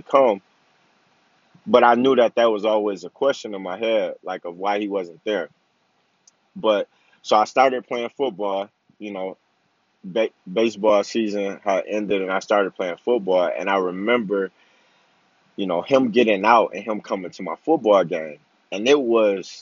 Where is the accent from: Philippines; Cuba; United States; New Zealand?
United States; Flint, Michigan; I played football, basketball, and baseball growing up in Flint, Michigan